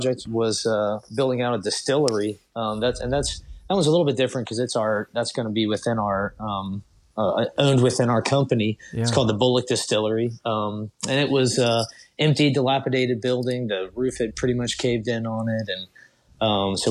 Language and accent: English; Thurmond, West Virginia, United States; I was born and raised in West Virginia. And, you know, growing up in a small coal town